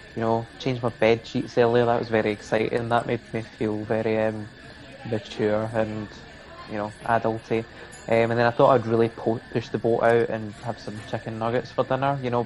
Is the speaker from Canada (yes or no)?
no; Kilmarnock, Scotland, United Kingdom; I'm from Kilmarnock